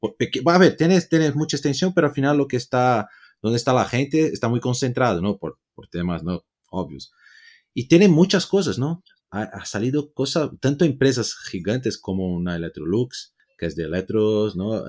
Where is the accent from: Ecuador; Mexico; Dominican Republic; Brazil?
Brazil; yo soy latino también ahí de Brasil